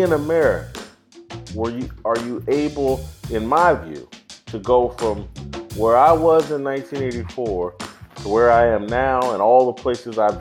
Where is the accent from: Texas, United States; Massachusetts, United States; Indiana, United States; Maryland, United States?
Indiana, United States; Indianapolis; I grew up in Indianapolis, Indiana.